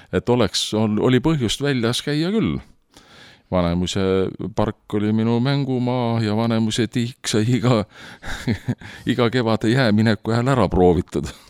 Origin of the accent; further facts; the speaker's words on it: Tartu, Tartu County, Estonia; ma olen sündinud Tartus